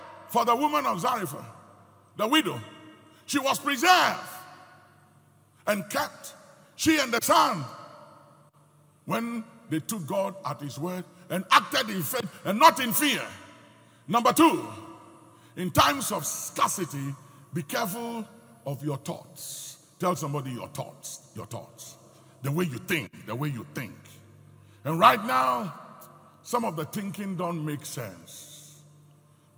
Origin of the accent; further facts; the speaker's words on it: Ghana; speaking as a Ghanaian